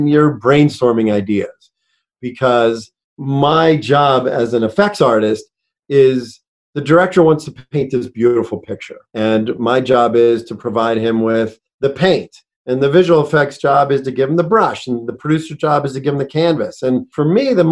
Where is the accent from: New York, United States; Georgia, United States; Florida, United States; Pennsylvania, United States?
Pennsylvania, United States; Pittsburgh; I grew up in Pittsburgh